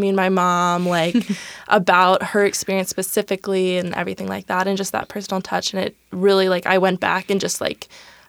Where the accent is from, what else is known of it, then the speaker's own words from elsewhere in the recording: Seattle, Washington, United States; I grew up in Seattle.